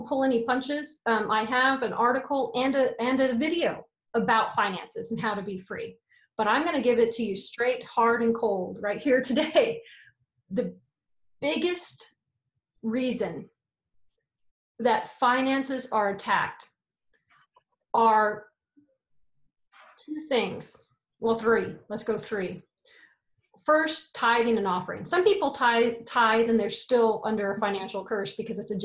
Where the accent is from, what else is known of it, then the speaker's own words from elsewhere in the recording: United States; I'm American